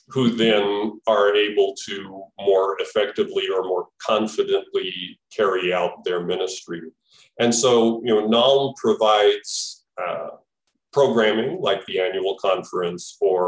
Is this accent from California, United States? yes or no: no; Albuquerque, New Mexico, United States; now in Milwaukee, United States; I was living in Milwaukee, but I grew up in Albuquerque and my parents were still living in Albuquerque